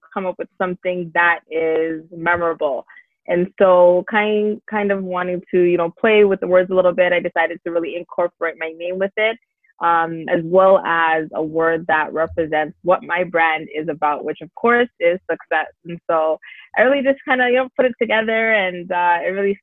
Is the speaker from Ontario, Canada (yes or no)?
yes; Brampton, Ontario, Canada; also born or lived in Toronto / Dallas, Texas; I was born in Toronto, but I spent most of my time in Brampton, actually. So I basically was raised in Brampton most of my life